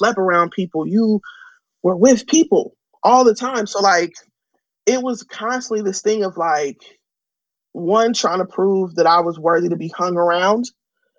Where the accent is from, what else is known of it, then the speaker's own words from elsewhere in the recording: San Francisco, California, United States; growing up in San Francisco